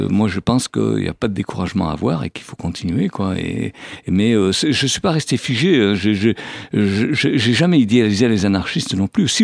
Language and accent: French; Savoie, Auvergne-Rhône-Alpes, France; now in Malaga, Spain; Je suis né dans les Alpes en Savoie